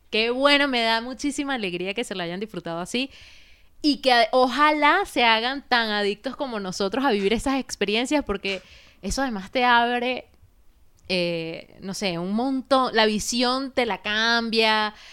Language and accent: Spanish; Barinas, Venezuela; moved away; Coño, qué ladilla que me vine de Barinas, por decirte una vaina, que no conocí ni Caracas, ¿me entiendes?